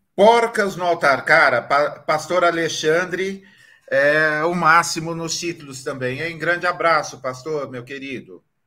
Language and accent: Portuguese; Marília, São Paulo, Brazil; Eu sou de Marília